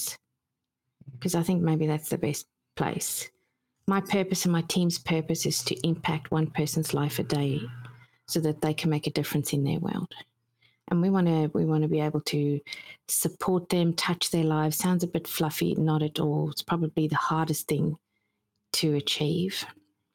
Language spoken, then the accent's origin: English; South Africa; I grew up in South Africa